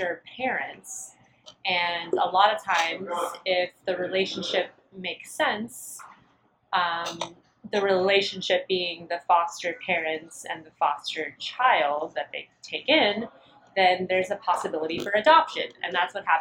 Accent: Florida, United States; now in Asheville, United States; I was born in Florida, and I was put into the foster care system when I was two

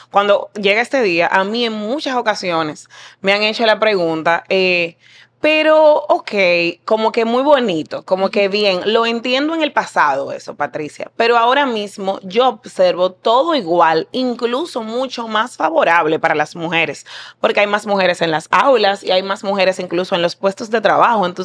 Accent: Santo Domingo, Distrito Nacional, Dominican Republic; Yo crecí Están en Cristo Rey

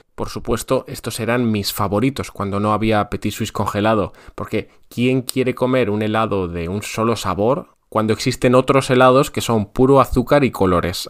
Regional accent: near Bilbao, Basque Country, Spain; En Bilbao, en la ciudad que hay al lado de mi pueblo

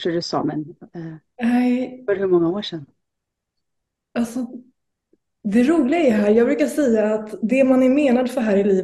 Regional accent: Blekinge, Sweden; Blekinge faktiskt. Men jag eh, byter dialekt beroende på vem jag umgåtts med under dagen.

